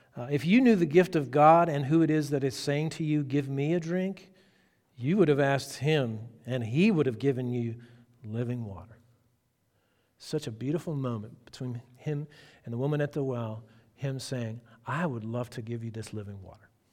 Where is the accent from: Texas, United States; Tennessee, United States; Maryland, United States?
Texas, United States; I'm from Texas.